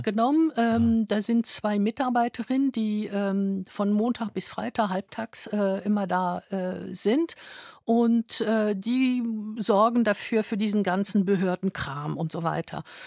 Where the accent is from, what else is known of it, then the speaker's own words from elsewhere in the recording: France; moved away; Ich mhm. bin Französin